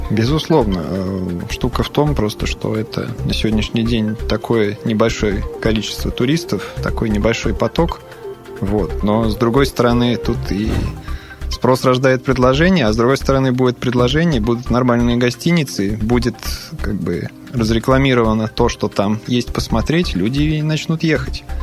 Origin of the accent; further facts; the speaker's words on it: Serbia; Russian is a second language; now in Russia; Из Сербии, да. но живу в России очень давно, поэтому Россию считаю своей второй родиной.